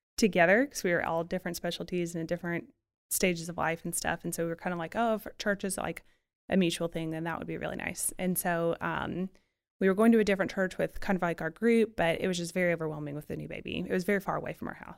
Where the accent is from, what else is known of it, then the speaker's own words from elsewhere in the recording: Florida Panhandle, United States; moved away as an adult; also born or lived in Nashville, Tennessee / Memphis, Tennessee; now in Birmingham, United States; I grew up in the panhandle of Florida